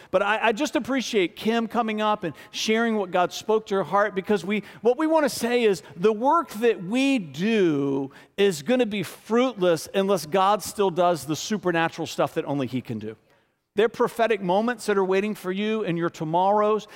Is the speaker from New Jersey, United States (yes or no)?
no; Richmond, Virginia, United States; born and raised in Richmond, f, getting ready to turn forty-eight in March, been here my whole life.